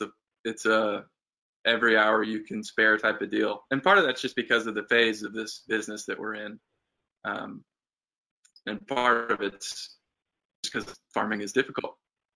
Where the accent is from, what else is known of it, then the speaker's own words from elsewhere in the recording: Uganda; I grew up in Uganda and have roots there and want to help.